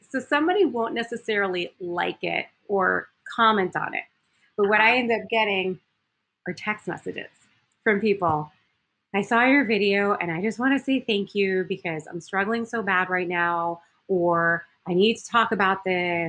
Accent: Miami, Florida, United States; moved away as an adult; also born or lived in Eau Claire, Wisconsin / Green Bay, Wisconsin; I was from Miami, Florida

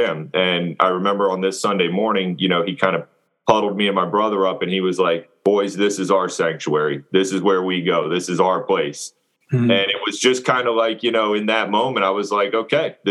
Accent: Loudoun County, Fairfax area, Northern Virginia, United States; moved away as an adult; also born or lived in Hampton Roads, Virginia; originally I'm from Northern Virginia. And I was kind of born and raised in Loudoun County, Fairfax area

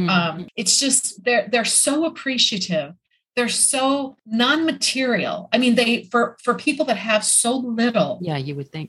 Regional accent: Midwest, United States; I grew up in the Midwest, so I'm familiar with tornadoes

